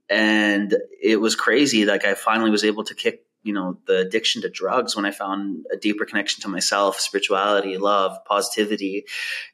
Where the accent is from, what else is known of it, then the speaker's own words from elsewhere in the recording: Vancouver, British Columbia, Canada; I grew up in Vancouver, Canada, in East Van.